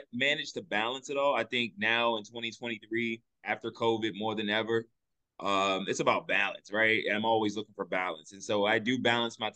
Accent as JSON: {"language": "English", "town": "Richmond", "region": "Virginia", "country": "United States", "tie": "born or raised there", "also_born_or_lived": "Washington, D.C.", "said": "I was born right here in Richmond, Virginia."}